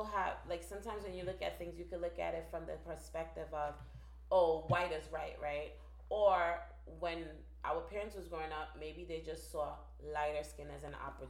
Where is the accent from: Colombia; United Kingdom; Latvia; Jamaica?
Jamaica; accent: Jamaican; I'm Jamaican, and I come from a family where we're really, like, mixed, like, as far as, like, the color spectrum.